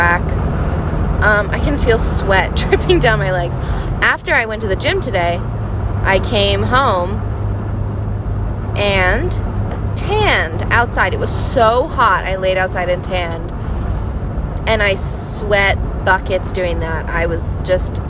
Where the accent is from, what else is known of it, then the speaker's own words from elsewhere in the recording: Hawaii, United States; also born or lived in New York; I grew up in Hawaii